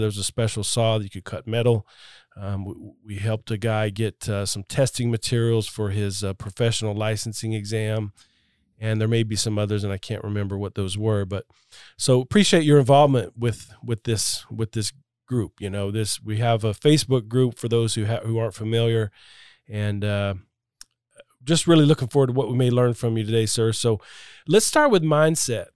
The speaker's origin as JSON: {"language": "English", "region": "Florida", "country": "United States", "tie": "born or raised there", "said": "I grew up in Florida and I spent a lot of time on boats"}